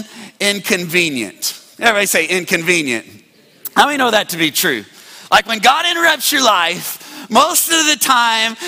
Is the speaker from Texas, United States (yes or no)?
yes; Midland, Texas, United States; born or raised there; moved away as an adult